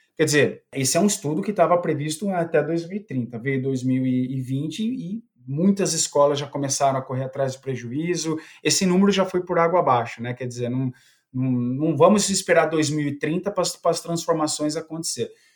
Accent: Piracicaba, São Paulo, Brazil; accent: interior of São Paulo; eu fui guarda-mirim, né, aqui na, na, na, cidade de Piracicaba, já deve perceber que o sotaque aqui, eu sou bem do interior de São Paulo mesmo

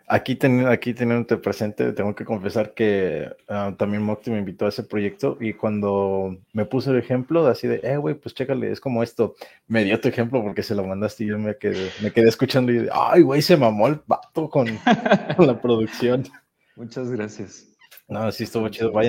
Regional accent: Mexico; Como buen, universitario mexicano lo

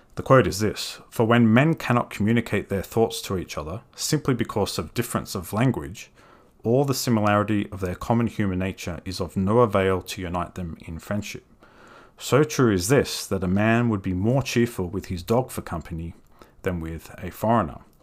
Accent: Australia

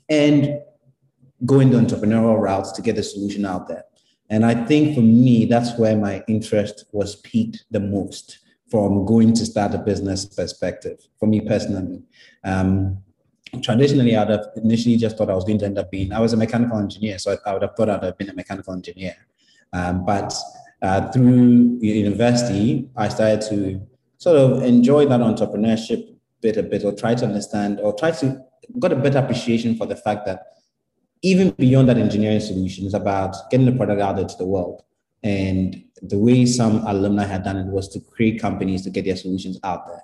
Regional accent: Ghana; moved away; coming back, you feel as Ghanaian as anybody else

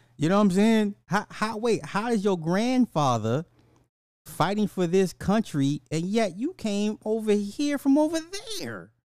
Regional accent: Illinois, United States; my home state, Illinois

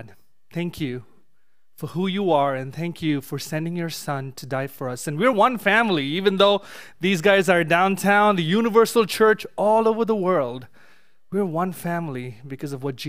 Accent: India; moved away; growing up in India

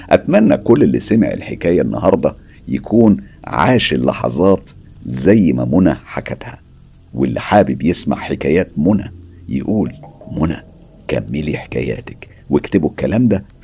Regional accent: El Mahalla El Kubra, Gharbia, Egypt; أنا أساسا طفولتي كانت في المحلة الكبرى فكل اللي بتحكيه ده أنا عايش تفاصيله

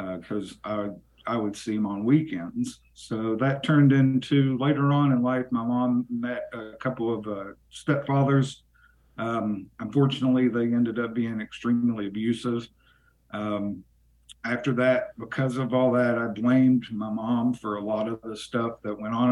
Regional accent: Yukon, West Virginia, United States; also born or lived in Bluefield, West Virginia; I grew up in southern West Virginia. I grew up in a little town called Yukon.

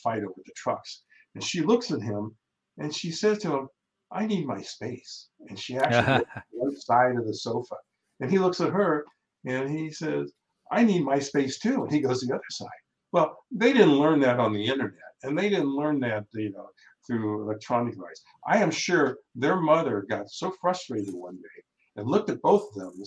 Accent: Ohio, United States; We grew up in Ohio

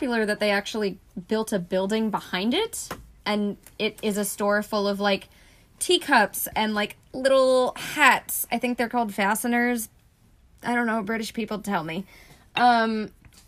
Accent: Flemington, New Jersey, United States; born or raised there; moved away as an adult

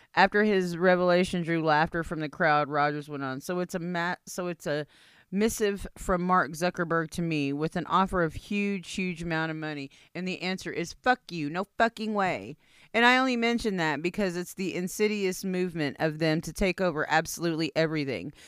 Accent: India; I'm Indian

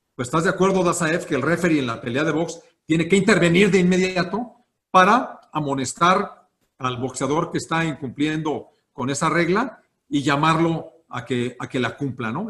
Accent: Celaya, Guanajuato, Mexico; moved away as an adult; now in Guanajuato, Mexico; Yo soy de Celaya, allá estuve pues, prácticamente toda mi infancia, allá fui a la universidad

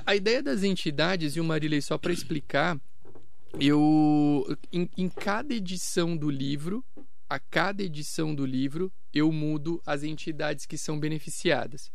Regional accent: São Caetano do Sul, São Paulo, Brazil; also born or lived in Itápolis / Itaquaquecetuba / Campos do Jordão; now in Mogi das Cruzes, Brazil; em São Caetano do Sul, que foi a cidade onde eu cresci. Eu morei por 20 anos lá

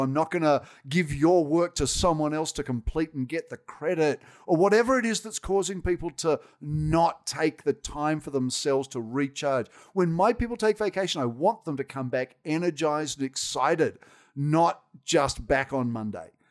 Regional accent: Australia; accent: Australian; moved away as an adult; now in United States; I will never not have been Australian. And you can tell from my accent, that ain't going away

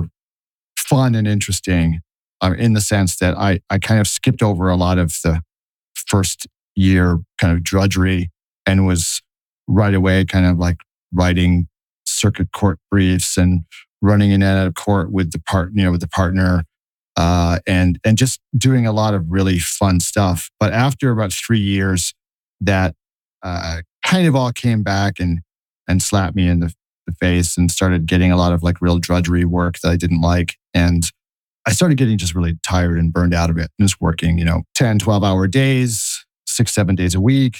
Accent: northern New Jersey, United States; moved away as an adult; also born or lived in Boston / Tokyo / London / New York; now in Brooklyn, United States; wound up within a few miles of where I grew up, which was in northern New Jersey.

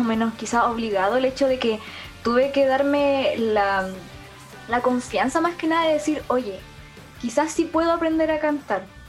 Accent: Punitaqui, Coquimbo, Chile; first language Spanish; Yo soy de Punitaqui, la cuarta región

